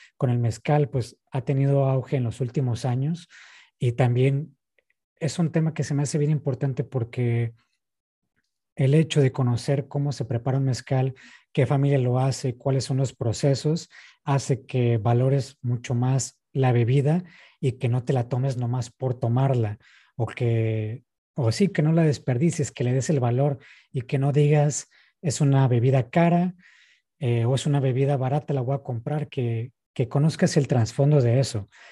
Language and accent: Spanish; northern Mexico, Mexico